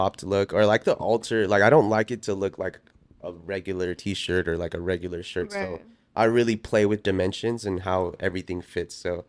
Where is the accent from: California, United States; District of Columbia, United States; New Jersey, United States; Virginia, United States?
California, United States; Oxnard; Cause growing up in Oxnard, that I was like the Asian kid that hung out with all the Mexicans, yeah.